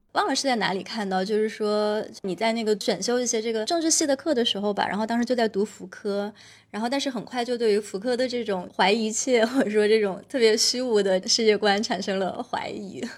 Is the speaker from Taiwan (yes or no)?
no; Guizhou, China; moved away; 我从小的时候在贵州长大